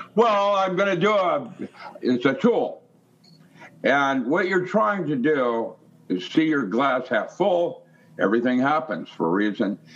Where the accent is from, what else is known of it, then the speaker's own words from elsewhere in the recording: Seattle, Washington, United States; I grew up in Seattle.